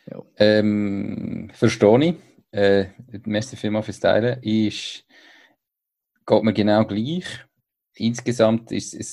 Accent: Switzerland; Das ist äh, so als, als Schweizer manchmal

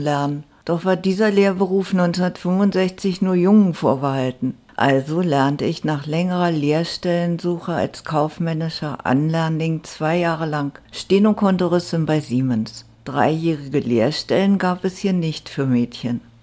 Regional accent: Berlin, Germany; now in Lüneburg, Germany; Ich bin Berlinerin, Jahrgang 1949, komme aus einer Arbeiterfamilie

